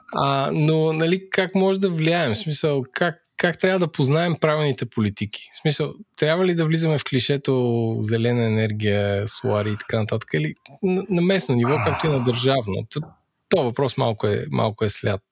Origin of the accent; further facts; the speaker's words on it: Bulgaria; ние като българи